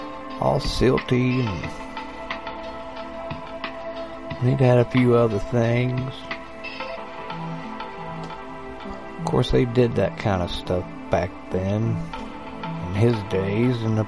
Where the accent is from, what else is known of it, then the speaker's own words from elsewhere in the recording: West Virginia, United States; I grew up in West by God, Virginia, so I am familiar with roaming around in the woods